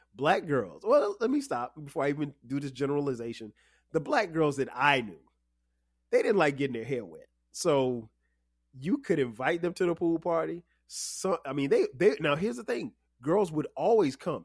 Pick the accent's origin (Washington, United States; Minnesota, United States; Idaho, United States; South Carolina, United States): South Carolina, United States; Florence; Middle school for me in my hometown of Florence, South Carolina, uh, was seventh and eighth grade